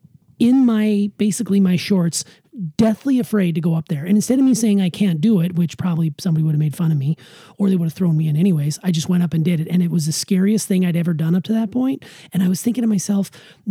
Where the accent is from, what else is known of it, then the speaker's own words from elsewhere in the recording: Montana, United States; I grew up in Montana